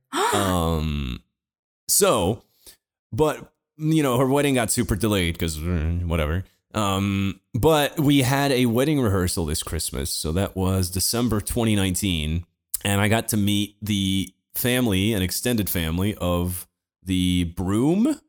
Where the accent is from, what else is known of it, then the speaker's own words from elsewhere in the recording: Portugal; Portuguese like me